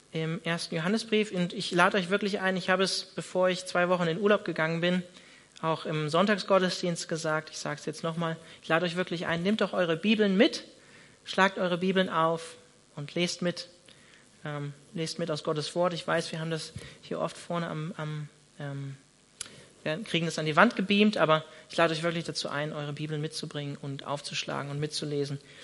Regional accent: Northern Germany, Germany; now in Freiburg, Germany; ich bin Norddeutscher

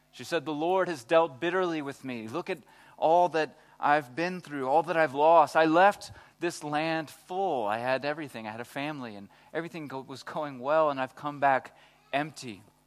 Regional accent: Texas, United States; I'm from Texas

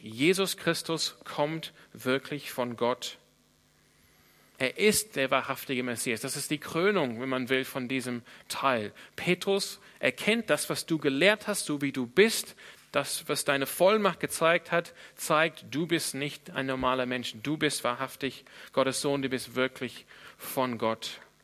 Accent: Australia; now in Germany; wo ich herkomme. In Australien

